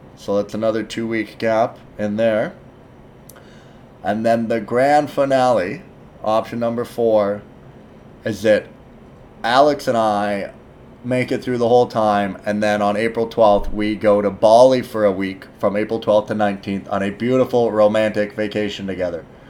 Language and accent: English; Canada; I'm Canadian